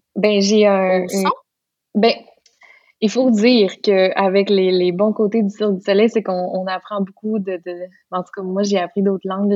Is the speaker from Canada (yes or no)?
yes; Lac Saint-Jean, Quebec, Canada; accent: Lac Saint-Jean; j'ai bien retrouvé mon accent du lac Saint-Jean